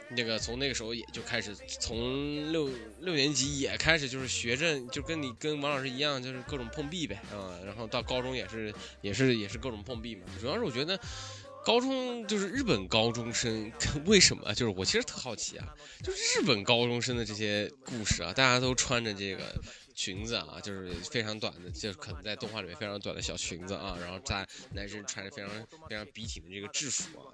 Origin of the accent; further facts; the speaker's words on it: China; 在一个我们是中国的高中